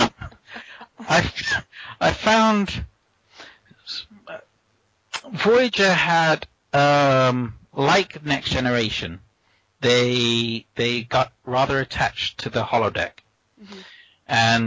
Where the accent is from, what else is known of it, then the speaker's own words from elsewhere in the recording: United States; Growing up in the United States